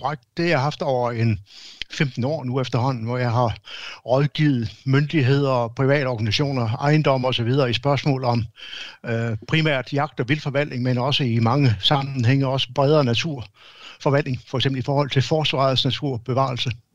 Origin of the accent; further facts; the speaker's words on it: Denmark; som danskere